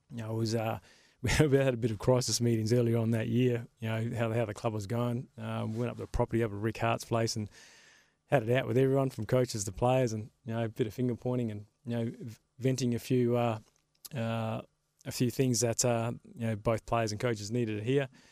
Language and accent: English; Carnarvon, Western Australia, Australia; moved away; also born or lived in Sydney; when I grew up in Carnarvon